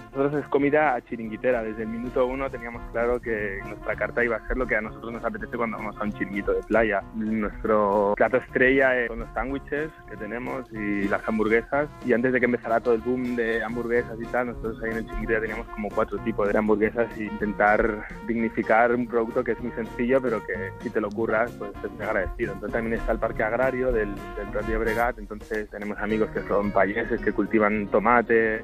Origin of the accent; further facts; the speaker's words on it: El Prat de Llobregat, Catalonia, Spain; mi pueblo, que es el Prat